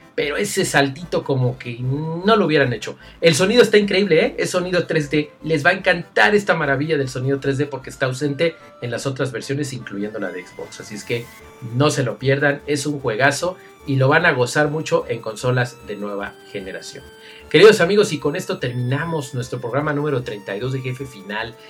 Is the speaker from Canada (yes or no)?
no; Mexico; yo soy de México